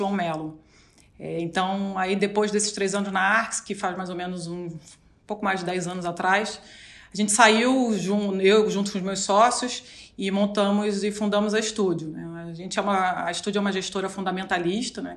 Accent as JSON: {"language": "Portuguese", "region": "Rio de Janeiro", "country": "Brazil", "said": "Sou carioca."}